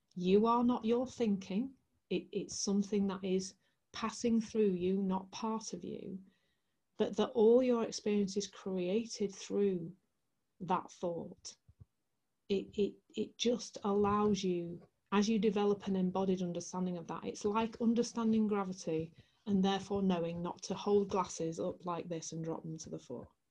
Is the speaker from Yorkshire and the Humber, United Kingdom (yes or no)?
yes; Leeds, Yorkshire and the Humber, United Kingdom; I'm from Leeds in the heart of West Yorkshire.